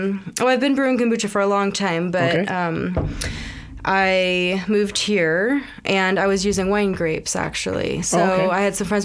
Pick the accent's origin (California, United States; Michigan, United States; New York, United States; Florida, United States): California, United States; Mendocino; born or raised there; moved away as an adult; also born or lived in Eau Claire, Wisconsin / Arizona; now in Sonoma, United States